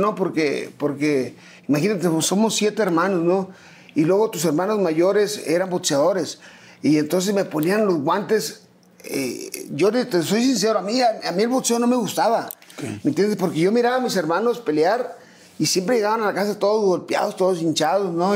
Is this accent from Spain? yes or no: no; Culiacán, Sinaloa, Mexico; also born or lived in Ciudad Obregón, Sonora / Tijuana; Nos tuvimos que ir a Culiacán cuando yo tenía cuatro años aproximadamente. Y toda mi vida pues he radicado en, en Culiacán